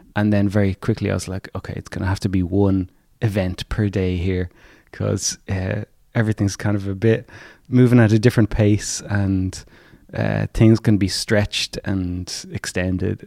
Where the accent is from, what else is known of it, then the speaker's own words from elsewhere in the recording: County Clare, Munster, Ireland; I was born in County Clare